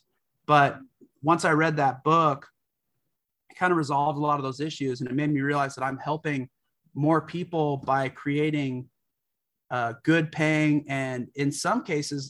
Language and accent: English; California, United States; I grew up in California